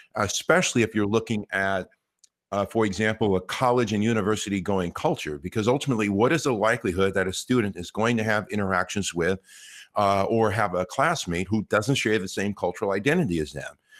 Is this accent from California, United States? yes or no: yes; Los Angeles, California, United States; I grew up here in Los Angeles